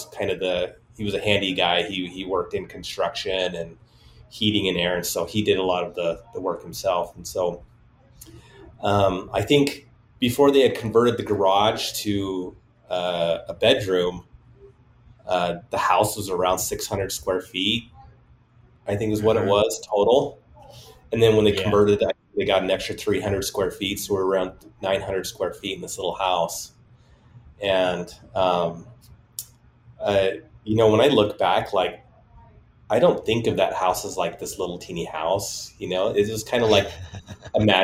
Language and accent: English; Salt Lake City, Utah, United States; I grew up in Glendale area, which is right next to Rose Park. And this is all part of Salt Lake City